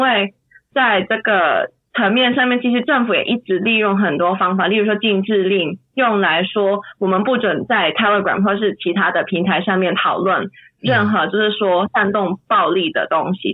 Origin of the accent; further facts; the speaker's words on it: Hong Kong; moved away as an adult; now in Germany; 我现在在，呃，德国念博士，然后我在香港，我是土生土长的香港人，然后我在香港是一个治安的，跟政治的活跃分子